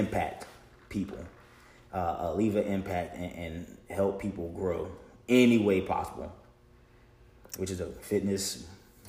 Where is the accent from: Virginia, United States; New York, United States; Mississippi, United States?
Virginia, United States; Williamson Road area, Roanoke; I grew up in Wilmot, off of Shenandoah.